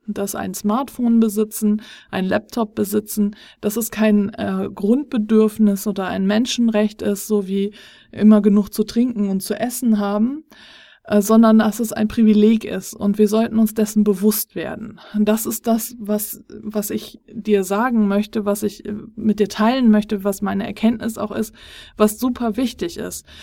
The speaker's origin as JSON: {"language": "German", "country": "Germany", "said": "Wir sind hier als äh, Deutsche"}